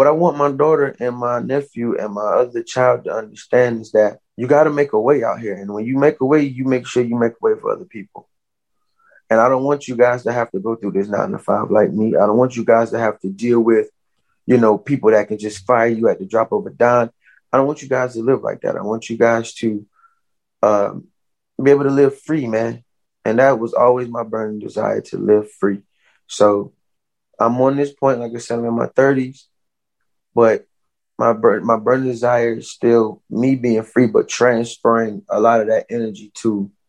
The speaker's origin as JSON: {"language": "English", "region": "the South", "country": "United States", "tie": "born or raised there", "said": "You know, growing up in the South, it didn't end there, you know, whenever it was supposed to legally."}